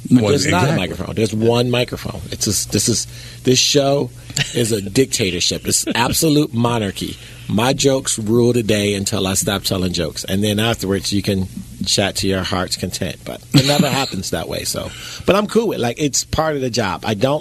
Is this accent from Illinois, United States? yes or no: yes; Chicago, Illinois, United States; Well, I'm from Chicago. Guns is my strength.